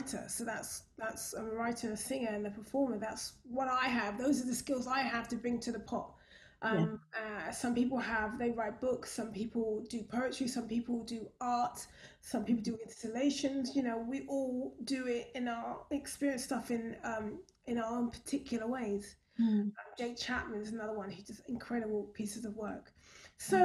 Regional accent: London, United Kingdom; I was raised in Brixton.

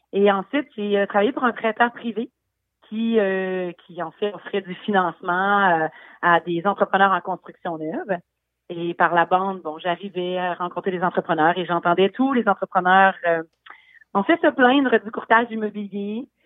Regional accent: Quebec City, Quebec, Canada; je viens de Québec, effectivement. Ma famille vient du Bas-du-Fleuve, dans le coin de Saint-Jean-Port-Joli, mais je suis euh, basée à Québec depuis ma naissance

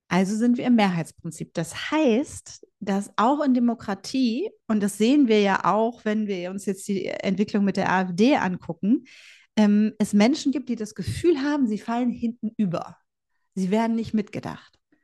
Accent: Bielefeld, North Rhine-Westphalia, Germany; ich bin Ostwestfälin äh, durch und durch

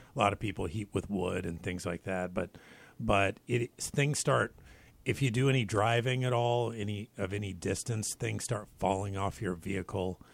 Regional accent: Spokane, Washington, United States; where I grew up in Spokane, Washington

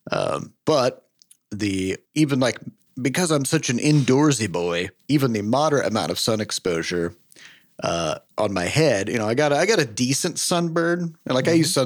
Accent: Midwest, United States; I'm from the Midwest. Yes. Uh, I, I, all my life, I've lived very far from the oceans

